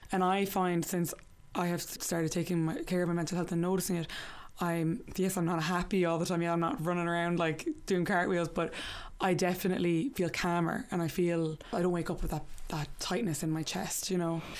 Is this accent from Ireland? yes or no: yes; Limerick, Munster, Ireland; also born or lived in New York; I'm from Limerick